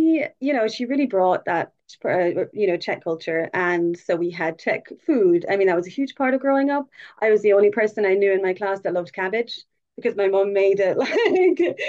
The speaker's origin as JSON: {"language": "English", "town": "Wexford", "region": "Leinster", "country": "Ireland", "tie": "born or raised there", "also_born_or_lived": "London, United Kingdom", "said": "that's where I grew up in Wexford"}